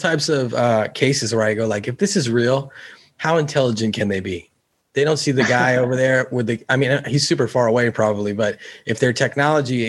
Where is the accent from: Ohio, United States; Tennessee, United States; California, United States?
California, United States; I'm from California